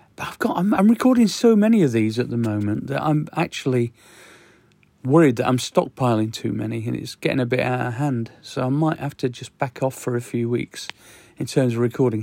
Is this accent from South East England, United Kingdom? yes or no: no; Sheffield, Yorkshire and the Humber, United Kingdom; I come from Sheffield